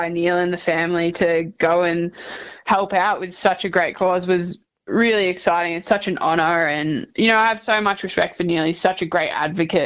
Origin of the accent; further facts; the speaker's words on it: Geelong, Victoria, Australia; also born or lived in Cairns, Queensland; I'm from down Geelong way, so I'm definitely a Geelong girl.